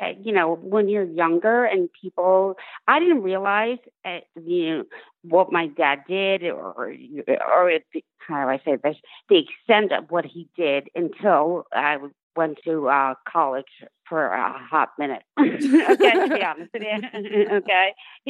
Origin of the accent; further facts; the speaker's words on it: New York City, New York, United States; New York City.